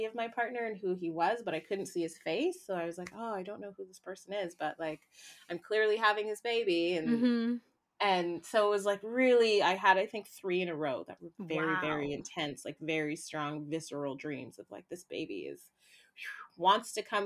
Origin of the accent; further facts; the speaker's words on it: Canada; moved away as an adult; also born or lived in Haiti / Toronto, Canada; I was born in Haiti, lived there for about 2 years, and was adopted out into a Canadian family